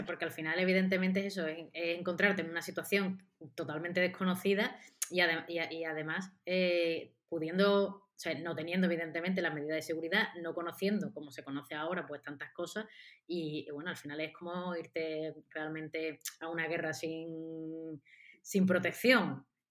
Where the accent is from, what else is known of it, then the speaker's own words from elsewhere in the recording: Seville, Andalusia, Spain; yo soy de Sevilla y vivo en Sevilla